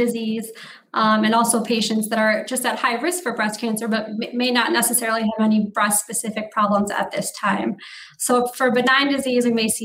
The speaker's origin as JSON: {"language": "English", "town": "Marquette", "region": "Michigan", "country": "United States", "also_born_or_lived": "New York State / Detroit, Michigan / Chicago, Illinois", "moved": "as an adult", "lives_now": "Wisconsin, United States", "said": "I'm originally from Marquette, Michigan in the Upper Peninsula"}